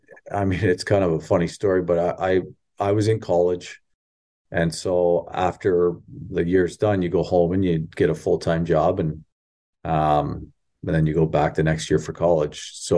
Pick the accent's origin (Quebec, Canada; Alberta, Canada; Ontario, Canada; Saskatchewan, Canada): Ontario, Canada; I grew up in Southern Ontario. I met my wife at Windsor, in University of Windsor, and I went up north, so I knew no one.